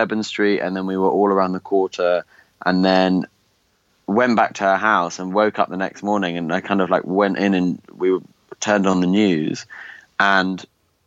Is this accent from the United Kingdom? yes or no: yes; United Kingdom; as a British person